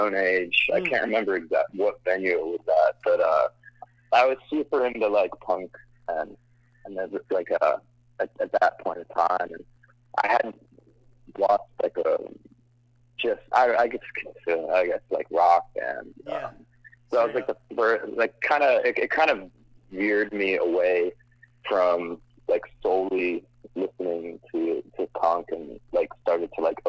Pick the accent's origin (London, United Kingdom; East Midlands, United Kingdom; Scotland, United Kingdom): Scotland, United Kingdom; also born or lived in United States / Middle East; I'm actually not from the tri-state area. I'm from Scotland originally, and I moved around the United States and the Middle East.